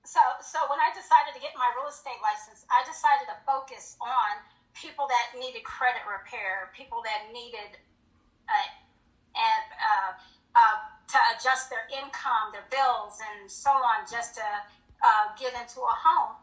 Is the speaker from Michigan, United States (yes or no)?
no; Colorado Springs, Colorado, United States; moved away as an adult; also born or lived in Hinesville, Georgia; I was from Colorado Springs, and I married a uh, military.